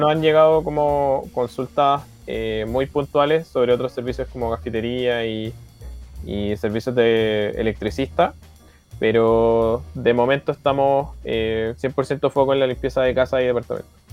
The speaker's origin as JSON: {"language": "Spanish", "area": "Fifth Region", "region": "Valparaíso", "country": "Chile", "said": "todos tenemos orígenes diferentes dentro de Chile, pero yo soy de la quinta región"}